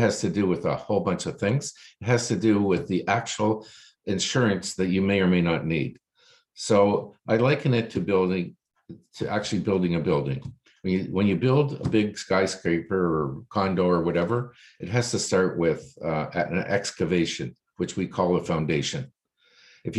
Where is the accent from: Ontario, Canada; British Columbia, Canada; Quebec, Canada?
Ontario, Canada; Toronto; I was born here in Toronto, lived Toronto all my life.